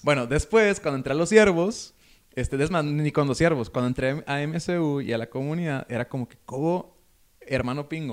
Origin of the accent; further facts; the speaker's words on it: Ensenada, Baja California, Mexico; now in Monterrey, Mexico; yo soy de Ensenada